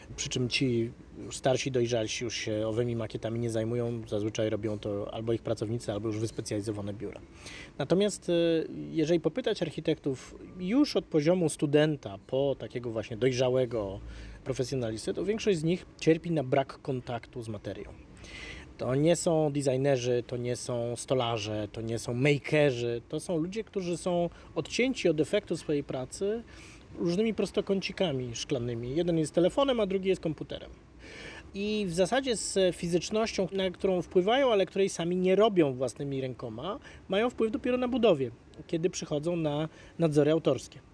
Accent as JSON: {"language": "Polish", "town": "Warsaw", "region": "Masovian Voivodeship", "country": "Poland", "tie": "born or raised there", "said": "Ja wychowywałem się na Ursynowie"}